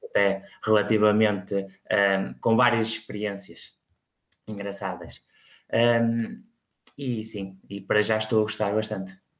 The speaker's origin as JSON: {"language": "Portuguese", "town": "Espinho", "region": "Norte", "country": "Portugal", "tie": "born or raised there", "said": "sou natural de, de Espinho, uma cidade à beira-mar"}